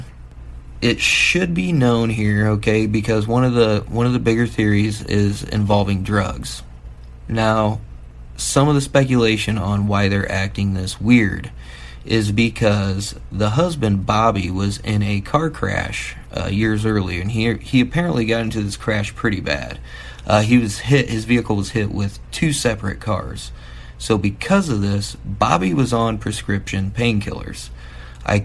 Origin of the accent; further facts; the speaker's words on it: Midwest, United States; I'm from the Midwest